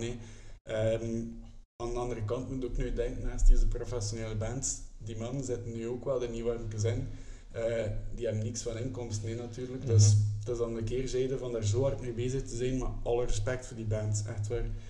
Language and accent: Dutch; Kortrijk, Flanders, Belgium; ik zelf van Kortrijk ben